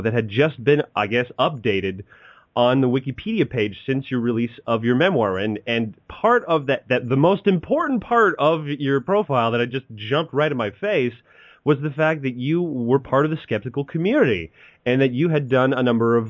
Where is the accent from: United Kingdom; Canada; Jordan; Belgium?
Canada; we're both Canadian